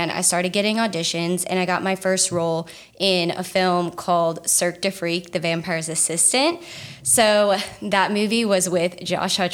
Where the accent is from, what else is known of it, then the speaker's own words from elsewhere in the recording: Lafayette, Louisiana, United States; I was born in Lafayette. And I went to high school at Ascension Episcopal